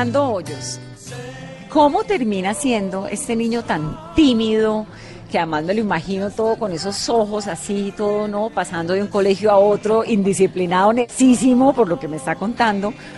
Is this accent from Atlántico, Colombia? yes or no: no; Valle del Cauca, Colombia; soy vallecaucana